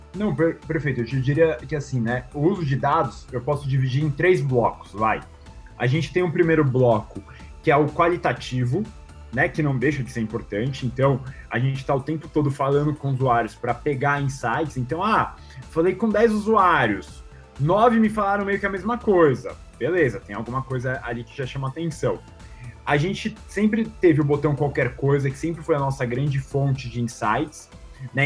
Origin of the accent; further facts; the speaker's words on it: Brazil; a gente, como brasileiro